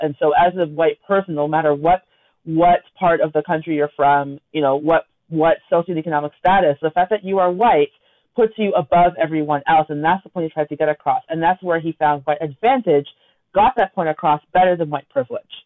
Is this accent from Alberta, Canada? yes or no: no; Toronto, Ontario, Canada; we grew up in Scarborough together.